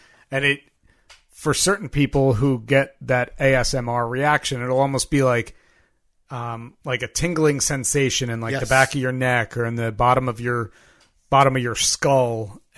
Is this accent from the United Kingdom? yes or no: yes; United Kingdom; I am a British, UK-based fan fiction writer